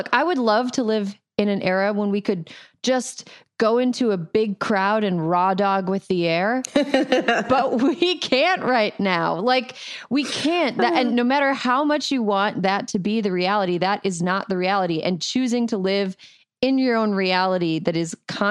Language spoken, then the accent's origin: English; California, United States; I, as a Californian